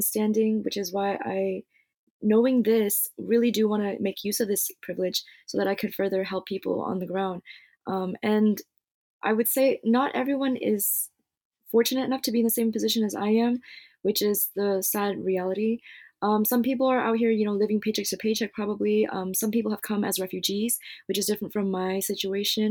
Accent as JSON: {"language": "English", "country": "United States", "tie": "born or raised there", "said": "growing up in the United States"}